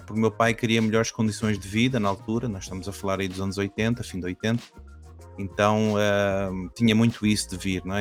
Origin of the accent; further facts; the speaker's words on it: Caldas da Rainha, Centro, Portugal; also born or lived in Brazil; eu nasci no Brasil, mas quando era muito pequenino, eu vim para Portugal. E eu não era aqui do norte, eu fui lá para as Caldas da Rainha